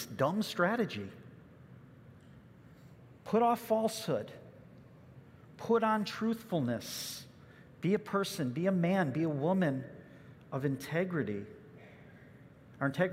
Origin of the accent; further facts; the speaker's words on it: Chicago suburbs, Illinois, United States; I remember growing up in the Chicago suburbs